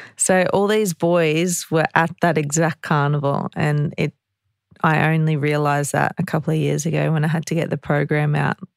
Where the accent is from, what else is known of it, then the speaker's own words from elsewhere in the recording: Ipswich, Queensland, Australia; I'm from Ipswich